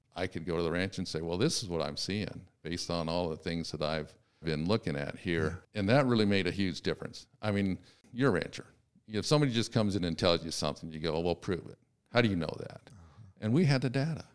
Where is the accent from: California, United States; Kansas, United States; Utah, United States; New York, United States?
California, United States; Sacramento; I was born in Sacramento, California